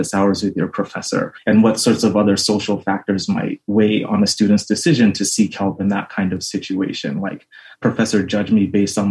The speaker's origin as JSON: {"language": "English", "region": "Southern California", "country": "United States", "tie": "born or raised there", "moved": "as an adult", "lives_now": "Pittsburgh, United States", "said": "I grew up in Southern California"}